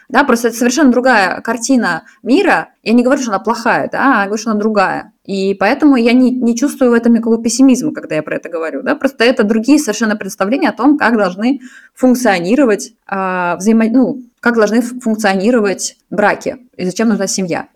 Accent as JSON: {"language": "Russian", "region": "Saint Petersburg", "country": "Russia", "tie": "born or raised there", "also_born_or_lived": "Moscow", "moved": "as an adult", "lives_now": "Zurich, Switzerland", "said": "я из Питера, сейчас живу в Цюрихе."}